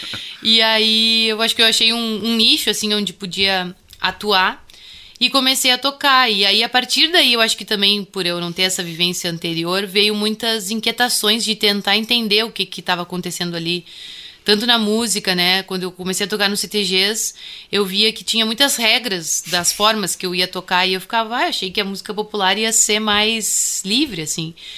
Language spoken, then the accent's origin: Portuguese; Bagé, Rio Grande do Sul, Brazil; accent: Bagé accent; eu sou natural de Bagé